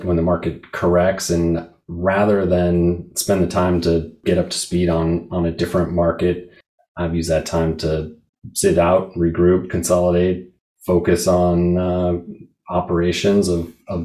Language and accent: English; Seattle, Washington, United States; I grew up in Seattle